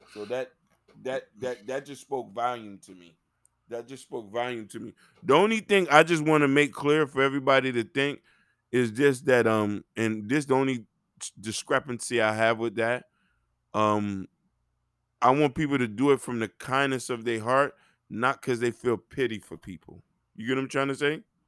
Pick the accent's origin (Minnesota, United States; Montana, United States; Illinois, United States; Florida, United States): Florida, United States; Dade County; I'm from Dade County, Chopper City.